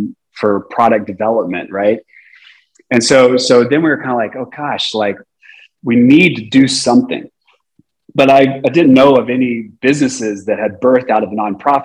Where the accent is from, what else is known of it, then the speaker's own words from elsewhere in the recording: Texas, United States; also born or lived in San Jose, California; I'm a Texan